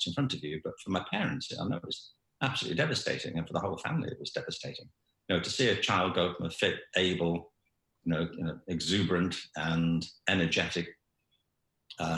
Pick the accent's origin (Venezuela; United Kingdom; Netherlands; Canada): United Kingdom; Liverpool, North West England; I was born in Liverpool in 1950